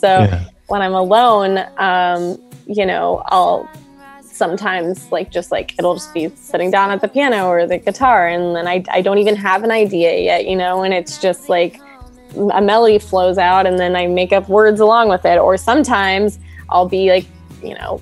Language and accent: English; Los Angeles, California, United States; also born or lived in Kingston, Ontario, Canada / Nashville; I was born